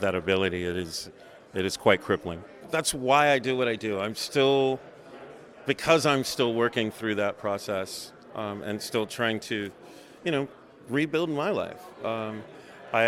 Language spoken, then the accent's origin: English; Virginia, United States; moved away; also born or lived in Louisiana / Salt Lake City, Utah; I grew up in Virginia.